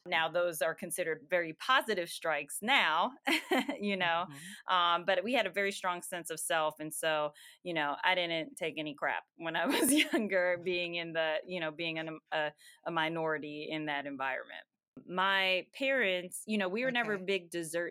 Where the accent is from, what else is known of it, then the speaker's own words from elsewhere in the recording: Simi Valley, California, United States; also born or lived in Boston, Massachusetts; now in Marietta, United States; I was born in Boston, moved when I was, three? To California, Southern California, and grew up there, spent my elementary school years in California